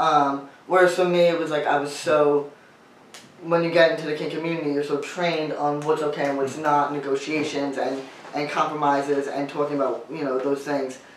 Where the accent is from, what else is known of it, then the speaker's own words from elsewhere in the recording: New York, United States; I grew up in New York